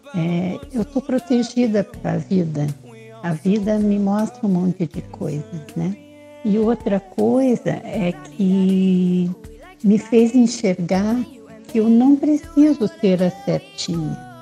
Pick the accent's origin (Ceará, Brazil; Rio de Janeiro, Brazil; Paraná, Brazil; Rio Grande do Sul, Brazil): Paraná, Brazil; Curitiba; moved away as an adult; also born or lived in Bahia / Minas Gerais; now in São Paulo, Brazil; Eu sou de Curitiba, mas moro aqui em São Paulo, né? Eu saí de Curitiba já há bastante tempo, logo que eu casei